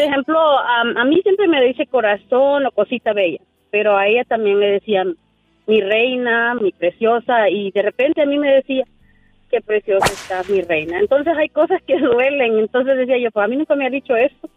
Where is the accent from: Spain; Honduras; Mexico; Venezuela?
Honduras; moved away; amigos de pues de mi juventud, de mi infancia allá en mi, en mi país, Honduras